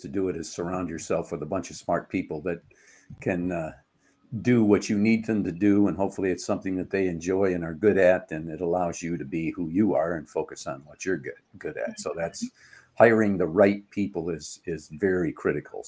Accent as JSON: {"language": "English", "town": "Trenton", "region": "Michigan", "country": "United States", "tie": "born or raised there", "said": "I grew up in Trenton, Michigan"}